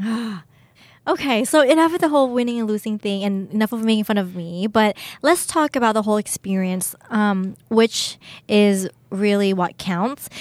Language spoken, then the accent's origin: English; United States; moved away; also born or lived in Thailand; I grew up in the States. Um, I, I, I lived there for 10 years.